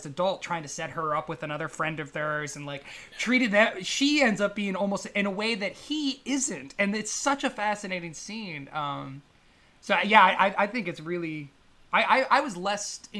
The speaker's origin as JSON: {"language": "English", "region": "Northern California", "country": "United States", "tie": "born or raised there", "also_born_or_lived": "Los Angeles", "said": "my hometown in Northern California"}